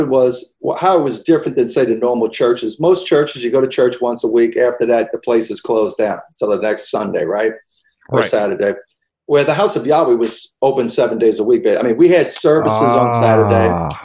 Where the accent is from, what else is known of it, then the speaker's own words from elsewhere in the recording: Louisiana, United States; I grew up in Louisiana, duck hunt and stuff